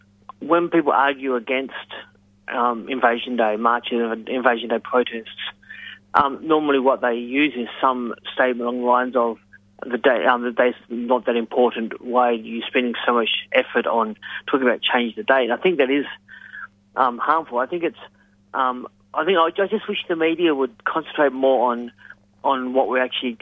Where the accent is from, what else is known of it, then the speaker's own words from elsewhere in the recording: Western Australia, Australia; I grew up in Western Australia